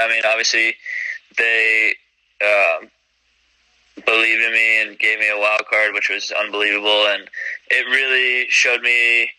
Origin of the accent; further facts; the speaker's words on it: New York, United States; born there; Since I was a little kid, you know, I was born in New York. I've been to the U.S. Open many times.